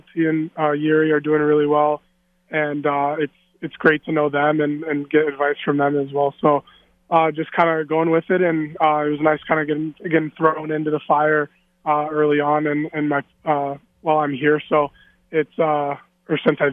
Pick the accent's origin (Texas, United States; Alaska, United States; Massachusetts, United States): Alaska, United States; Anchorage; moved away as an adult; now in Las Vegas, United States; Anchorage, Alaska, born and raised